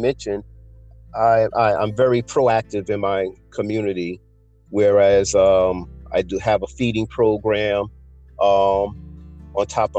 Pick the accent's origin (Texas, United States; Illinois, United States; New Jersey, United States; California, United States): New Jersey, United States; Jersey City; I was born and raised in Jersey City, New Jersey